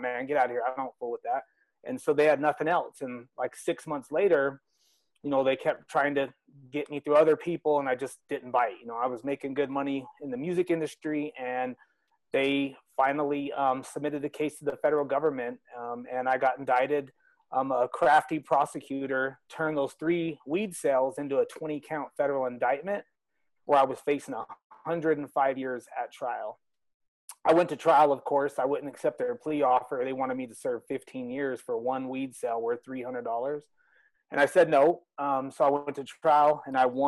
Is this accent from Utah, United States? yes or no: yes; Salt Lake City, Utah, United States; also born or lived in Los Angeles; I'm from Salt Lake City, Utah.